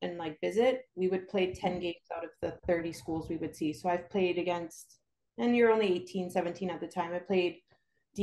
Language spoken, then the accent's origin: English; Canada; moved away as an adult; now in Brownsville, United States; I'm actually from Canada, born and raised